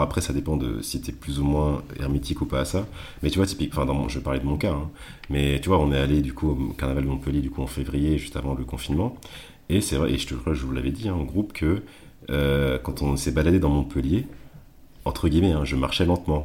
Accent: Martinique; chez nous, peut-être en tout, cas, en tout cas en Martinique

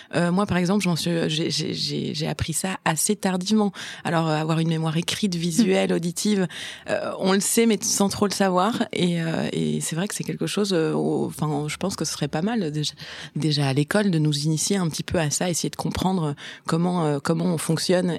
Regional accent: Brussels, Brussels-Capital Region, Belgium; born or raised there; also born or lived in German-speaking Community of Belgium

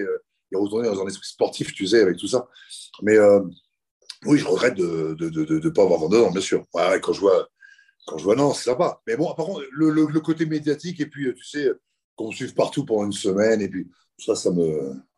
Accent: Le Havre, Normandy, France; je suis né au Havre

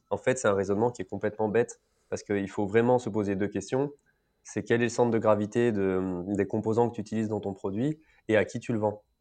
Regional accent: France; soit je suis français, donc je fais venir au maximum des pièces qui sont sourcées, une matière première sourcée en France que tu payes plus cher

